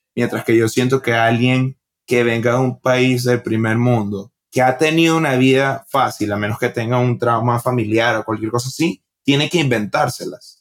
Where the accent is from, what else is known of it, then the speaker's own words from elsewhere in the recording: Venezuela; moved away as an adult; also born or lived in Bogotá, Colombia / Utah, United States; now in Brooklyn, United States; creciendo en Venezuela